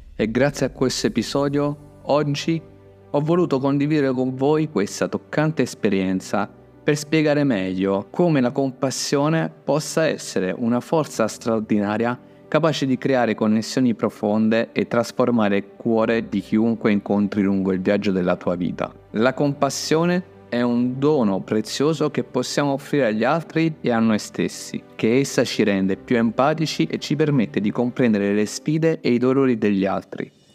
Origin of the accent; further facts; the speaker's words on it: Gaeta, Lazio, Italy; ero a Gaeta, una piccola città di mare, nonché la mia città natale